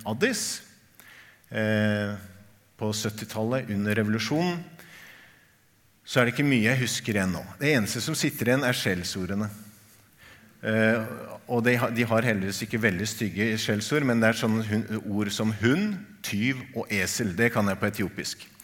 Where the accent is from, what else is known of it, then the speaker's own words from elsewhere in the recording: Tanzania; Norwegian is a second language; also born or lived in Kenya; now in Norway; Og så kommer jeg fra Tanzania og Kenya, hvor kirken er helt annerledes. Mye mer høykirkelig.